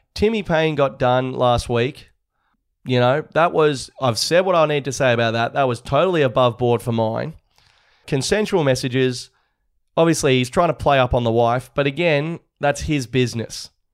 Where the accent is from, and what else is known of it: Australia